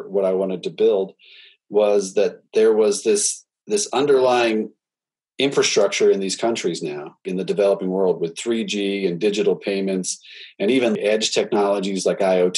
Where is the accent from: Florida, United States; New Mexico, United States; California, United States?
New Mexico, United States; Los Alamos; now in Colorado, United States; I grew up in Los Alamos, New Mexico